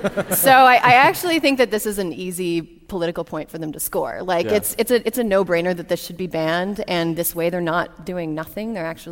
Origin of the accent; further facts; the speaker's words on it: Frederick, Wisconsin, United States; Yeah, I'm from Wisconsin.